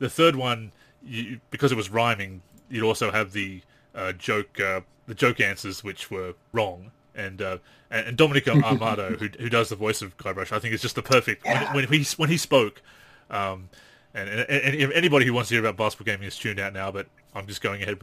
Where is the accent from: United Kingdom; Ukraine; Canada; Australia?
Australia; as an Australian